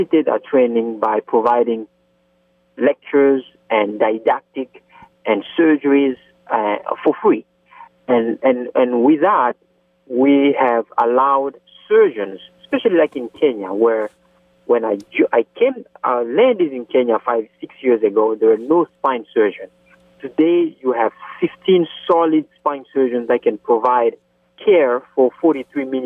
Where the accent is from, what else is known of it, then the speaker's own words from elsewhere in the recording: Kolwezi, Lualaba, DR Congo; now in United States; I was born in the Congo in a small town called Kolwezi, the mining town where everybody knows everybody